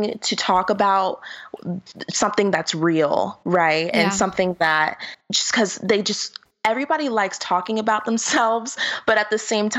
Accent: Florida, United States; now in Los Angeles, United States; I'm from Florida

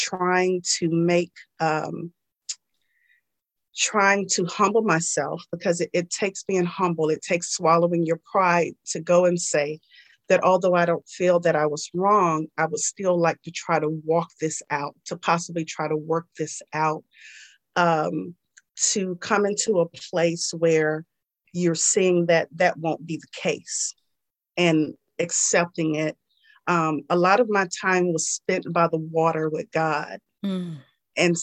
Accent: Georgia, United States; I'm a Southern girl, born and raised in Georgia

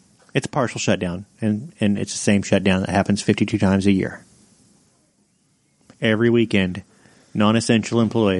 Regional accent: Missouri, United States; We're from Missouri.

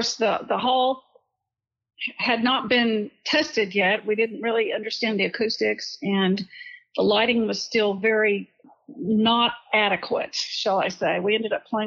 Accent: Dallas, Texas, United States; now in Richardson, United States; I grew up in North Dallas, but we've lived in Richardson our whole married life

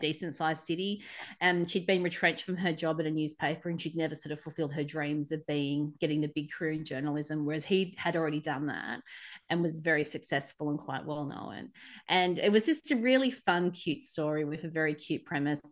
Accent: Australia; accent: Aussie; my Aussie accent

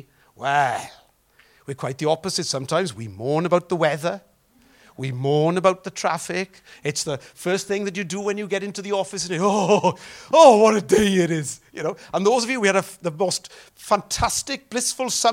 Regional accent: Welsh, Wales, United Kingdom; Don't we mourn as Welsh people

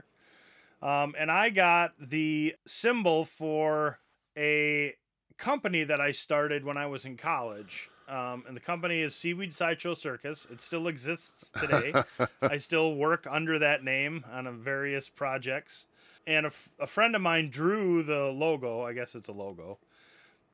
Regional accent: Janesville, Wisconsin, United States; the company, was started in my hometown in Janesville, Wisconsin. Obviously, growing up in Janesville

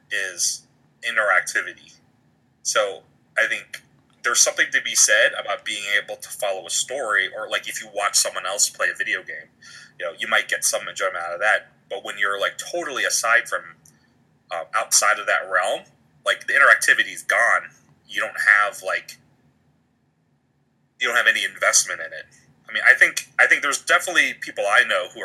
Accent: Baltimore, Maryland, United States; I'm from Baltimore

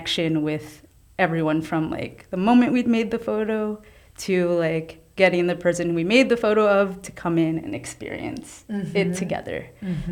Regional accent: New York City, New York, United States; I grew up throughout all the city, but Lower East Side is where I call home

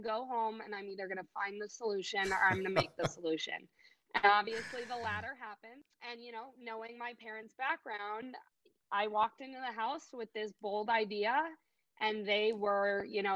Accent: Chicago, Illinois, United States; I was born and raised in Chicago, Illinois.

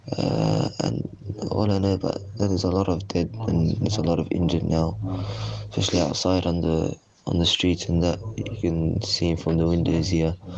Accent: Australia; moved away; I'm Australian, uh, I'm 17 years old

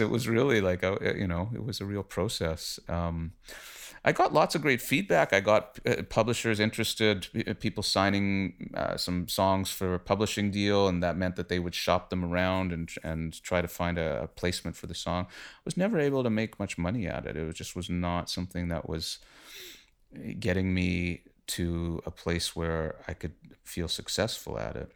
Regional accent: Winnipeg, Manitoba, Canada; moved away as an adult; also born or lived in Toronto; I am from Winnipeg originally. I came to Toronto when I was about twenty or so

